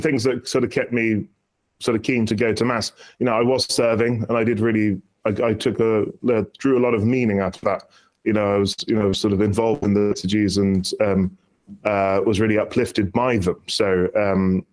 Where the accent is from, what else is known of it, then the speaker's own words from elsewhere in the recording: East Anglia, East of England, United Kingdom; I grew up in the Diocese of East Anglia